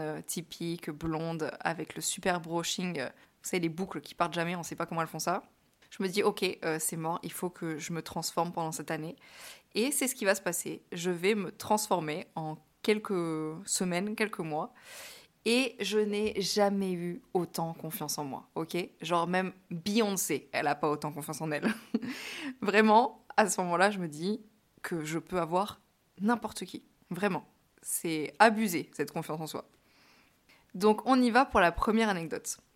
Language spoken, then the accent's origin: French; France; moved away as an adult; also born or lived in New York, United States; je suis une Française à New York